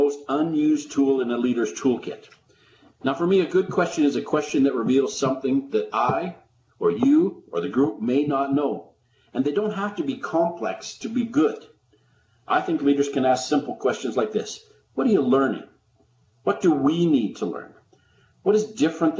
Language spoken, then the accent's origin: English; Calgary, Alberta, Canada; I'm in the second warmest day of Calgary for the summer in my hometown.